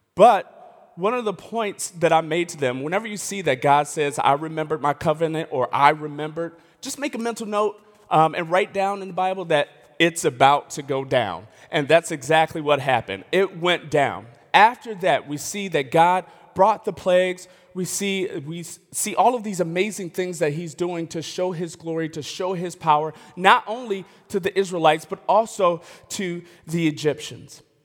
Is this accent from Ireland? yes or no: no; Elmhurst, Illinois, United States; I grew up in the West Suburbs. of Chicago. A, a, and I like to say I'm from Chicago. I can't really claim it because I'm from the west suburbs of Chicago. It's, it's, it's Elmhurst